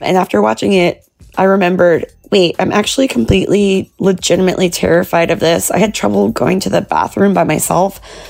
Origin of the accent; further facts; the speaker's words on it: New York City, New York, United States; I'm from New York City